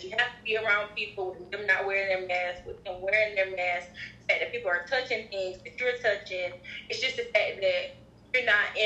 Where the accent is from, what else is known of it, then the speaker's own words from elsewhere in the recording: Bishopville, South Carolina, United States; I'm from Bishopville, four stoplights